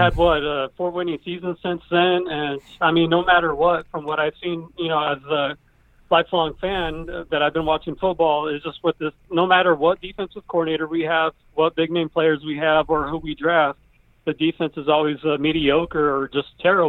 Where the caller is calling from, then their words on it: Winston, California, United States; I'm calling from Winston, California, the 209.